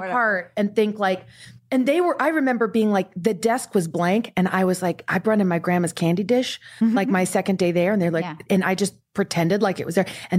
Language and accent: English; Porterville, California, United States; I'm from Porterville, California.